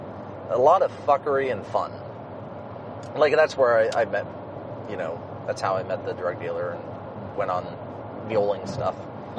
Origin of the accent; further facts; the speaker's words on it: East Liverpool, Ohio, United States; also born or lived in Toronto, Ohio; I grew up in East Liverpool, which at the time wasn't... It was starting to go downhill in Liverpool.